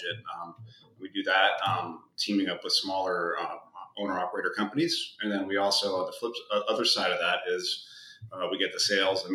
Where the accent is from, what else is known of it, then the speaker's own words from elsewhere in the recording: Edmonds, Washington, United States; We both were born and raised in Edmonds, Washington